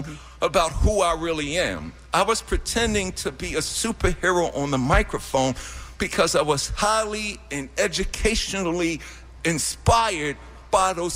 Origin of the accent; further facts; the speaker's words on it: New York City, New York, United States; I'm from Hollis.